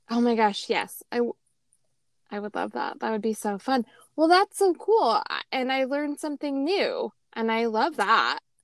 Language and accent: English; Las Vegas, Nevada, United States; growing up in Vegas